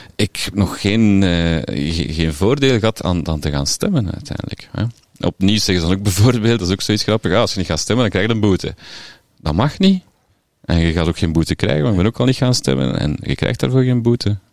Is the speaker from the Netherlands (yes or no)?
no; Flemish Brabant, Flanders, Belgium; moved away as an adult; also born or lived in Sint-Amandsberg / Ghent; now in Melle, Belgium; ik kom van Vlaams-Brabant